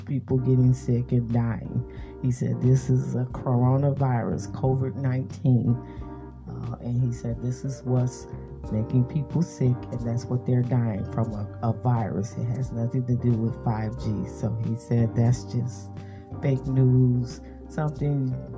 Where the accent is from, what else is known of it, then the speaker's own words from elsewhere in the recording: United States; I am African American myself